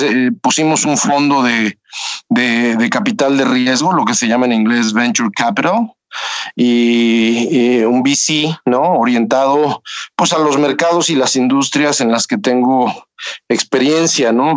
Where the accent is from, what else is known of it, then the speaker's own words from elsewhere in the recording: Toluca, State of Mexico, Mexico; moved away as an adult; now in Silicon Valley, United States; Yo soy de Toluca